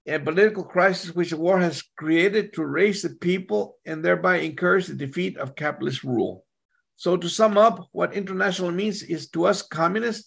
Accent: Texas, United States; I'm from Texas

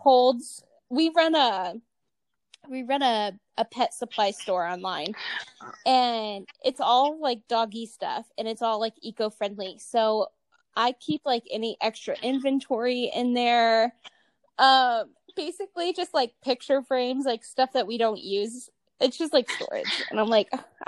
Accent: Medina, Ohio, United States; moved away as an adult; also born or lived in Las Vegas, Nevada; Not my hometown, but, like, my what I consider to be my hometown. It's Medina, Ohio.

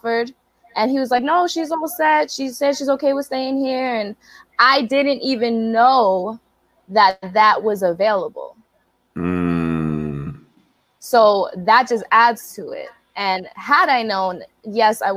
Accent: Brockton, Massachusetts, United States; moved away as an adult; also born or lived in San Diego, California; I'm from Brockton, Massachusetts. I'm from the hood

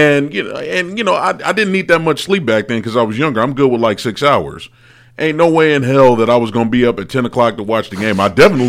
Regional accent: California, United States; moved away; I'm rooting for them because it's my home state.

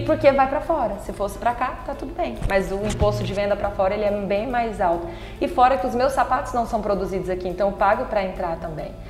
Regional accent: Palmas, Tocantins, Brazil; also born or lived in Palmeirópolis; Quando eu tinha cinco meses, os meus pais se mudaram pra cá, então eu fui criada aqui em Palmas

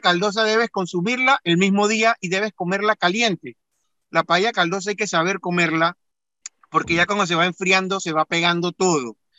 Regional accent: Panama; mis padres nacieron en Panamá, mis hermanos, mis tíos, mis primas, mis primos todos nacimos en Panamá, ya somos segunda generación de panameños

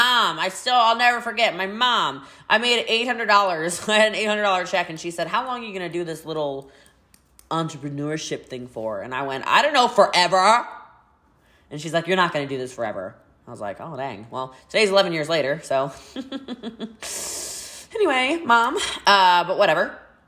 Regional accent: Maryland, United States; now in Texas, United States; Yes, I am from Frederick County, Maryland originally. I've lived in Texas for 4 years.

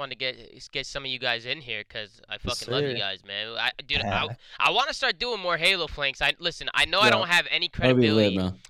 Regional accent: New Jersey, United States; now in Los Angeles, United States; I was flying from Los Angeles back home to Jersey because I was coming home to visit family.

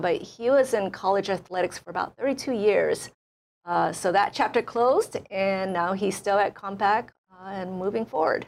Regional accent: Hilo, Hawaii, United States; born or raised there; also born or lived in Tokyo, Japan

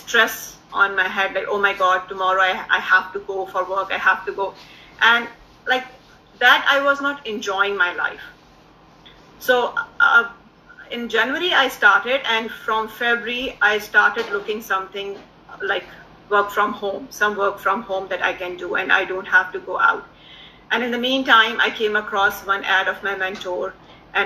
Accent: Pakistan; also born or lived in Dubai, United Arab Emirates; now in Canada; Originally, I'm from Pakistan. We moved to Canada in 2015 from Dubai.

